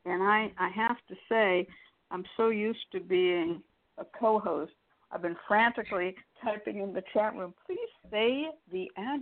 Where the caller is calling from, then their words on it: Valley Spring, California, United States; but right now I am calling in from Valley Spring, California